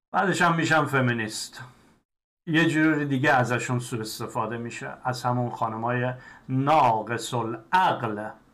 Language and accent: Persian; Iran; moved away; من هم ایرانی هستم